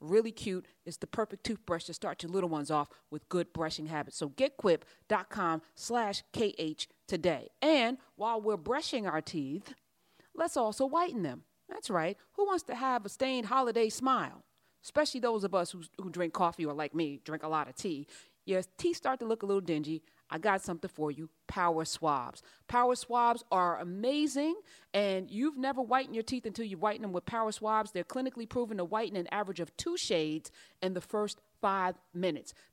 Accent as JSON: {"language": "English", "town": "East Orange", "region": "New Jersey", "country": "United States", "said": "I'm from East Orange."}